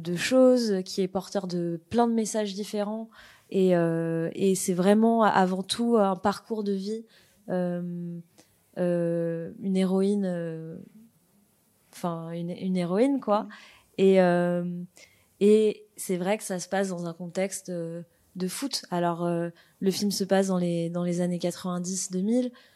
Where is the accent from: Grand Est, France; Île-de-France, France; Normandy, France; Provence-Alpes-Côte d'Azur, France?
Île-de-France, France; Paris; je viens de Paris